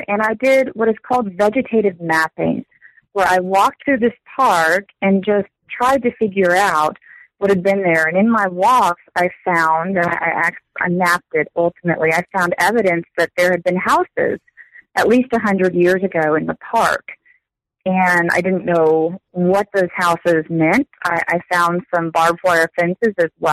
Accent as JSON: {"language": "English", "region": "Texas", "country": "United States", "tie": "born or raised there", "said": "I grew up in Texas, so I've not traveled far"}